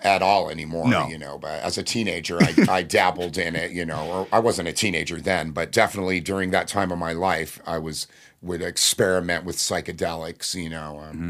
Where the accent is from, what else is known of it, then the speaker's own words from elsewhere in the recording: Fullerton, California, United States; You know, and I grew up in Fullerton and went to Buena Park High School.